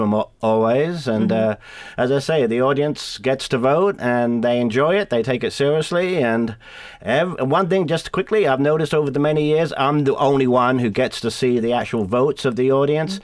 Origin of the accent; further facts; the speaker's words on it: England, United Kingdom; moved away; being English, we have a tradition in England of drinking beer and singing